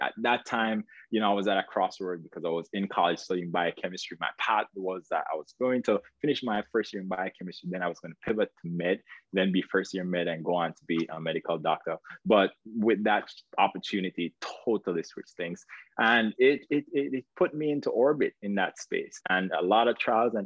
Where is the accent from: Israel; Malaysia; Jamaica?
Jamaica; moved away as an adult; now in United States; you might hear an accent. You're not mistaken. I am Jamaican. So where I came here to the United States, pursuing a dream